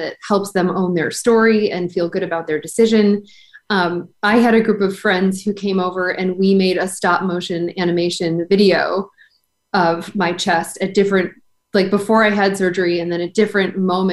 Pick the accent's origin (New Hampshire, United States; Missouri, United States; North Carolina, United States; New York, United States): New York, United States; Buffalo; now in Rhode Island, United States; I grew up in Buffalo, New York, where it's like 9 months of winter and then summer.